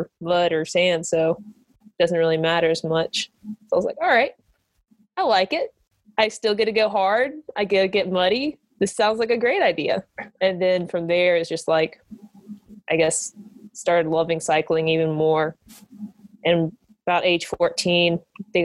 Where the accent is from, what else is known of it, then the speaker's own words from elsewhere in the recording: Valdese, North Carolina, United States; my hometown, Valdez, North Carolina.